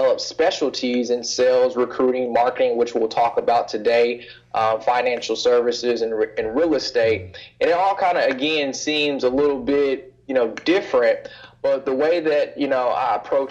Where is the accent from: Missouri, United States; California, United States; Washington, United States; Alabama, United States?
Missouri, United States; Kansas City; moved away as an adult; I'm originally from Kansas City, Missouri. I spent 18 years of my life there, from first born all the way up until it was time for me to go off to college